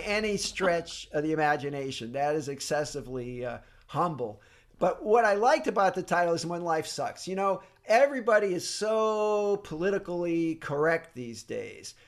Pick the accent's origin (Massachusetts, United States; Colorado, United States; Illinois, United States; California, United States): Massachusetts, United States; Fall River; I grew up in Fall River, Massachusetts